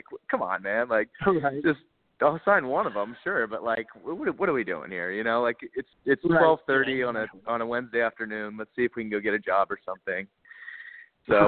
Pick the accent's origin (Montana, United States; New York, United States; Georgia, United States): Georgia, United States; Atlanta; also born or lived in Pittsburgh, Pennsylvania; I'm from the Atlanta area. We moved to Atlanta when I was about 3 years old, and we've lived there ever since